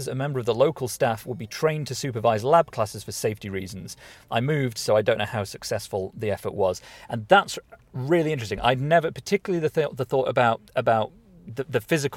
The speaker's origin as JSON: {"language": "English", "area": "Derbyshire", "region": "East Midlands", "country": "United Kingdom", "tie": "born or raised there", "said": "our school where we grew up in Derbyshire"}